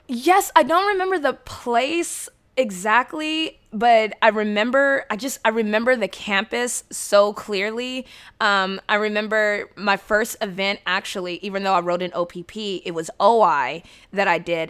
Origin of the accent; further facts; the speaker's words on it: San Diego, California, United States; I'm from San Diego